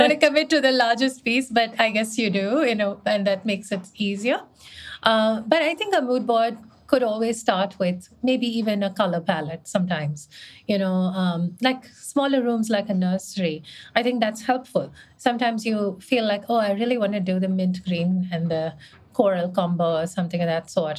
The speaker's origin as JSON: {"language": "English", "country": "India", "also_born_or_lived": "Mumbai", "moved": "as an adult", "said": "I was from India"}